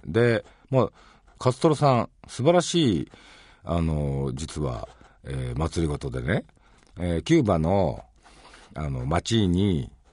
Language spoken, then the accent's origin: Japanese; Hiroshima, Japan; 広島出身ですけど、大阪のお好み焼きも大好きなんですね